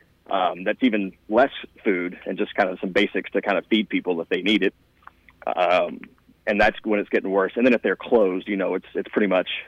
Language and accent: English; South Carolina, United States; now in Jacksonville, United States; since I was from South Carolina and everything and have North Carolina connections as well.